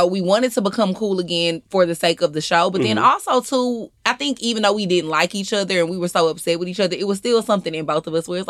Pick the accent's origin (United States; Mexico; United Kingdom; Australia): United States; Houston, Texas; moved away as an adult; now in Atlanta, United States; I am from Houston, Texas. I've been living in Atlanta for going on 5 years this year.